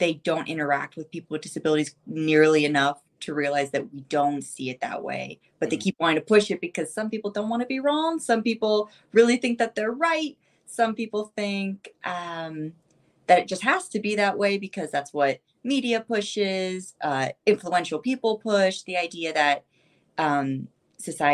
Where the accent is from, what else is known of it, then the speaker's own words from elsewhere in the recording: Ohio, United States; also born or lived in Siberia, Russia; I grew up in the middle of nowhere, cornfield city